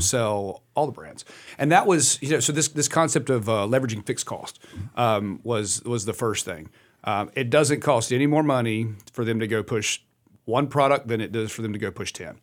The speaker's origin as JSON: {"language": "English", "town": "Welcome", "region": "North Carolina", "country": "United States", "tie": "born or raised there", "said": "a little town called Welcome"}